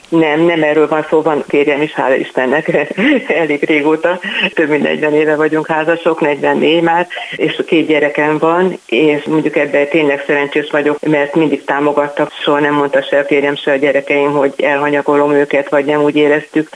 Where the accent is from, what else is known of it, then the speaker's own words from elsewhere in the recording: Pusztaszabolcs, Fejér, Hungary; én Pusztaszabolcsot születtem általános iskolában, és gimnáziumban is itt jártam